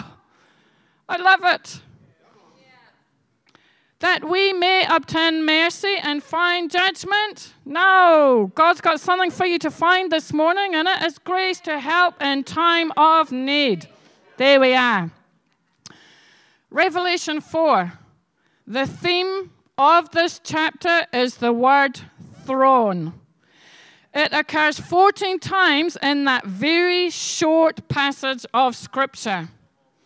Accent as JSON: {"language": "English", "region": "Scotland", "country": "United Kingdom", "said": "I'm Scottish"}